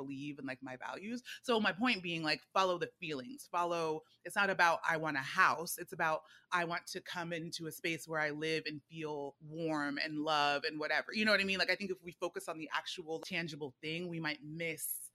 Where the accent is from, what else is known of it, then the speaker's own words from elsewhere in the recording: Fresno, California, United States; also born or lived in Nigeria; now in New York City, United States; I'm a Nigerian girl from Fresno